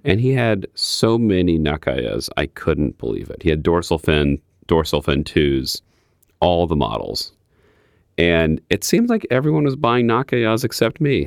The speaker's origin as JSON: {"language": "English", "region": "Midwest", "country": "United States", "said": "I'm from the Midwest"}